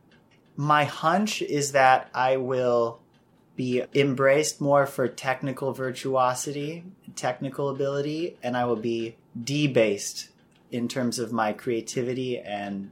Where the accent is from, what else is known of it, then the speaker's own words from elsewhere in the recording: Chicago, Illinois, United States; I'm half Irish and half Chinese, born and raised in Chicago